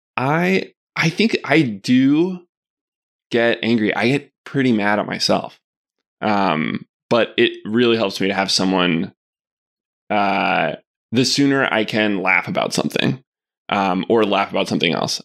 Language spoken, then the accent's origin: English; Arkadelphia, Arkansas, United States; I grew up together in Arkadelphia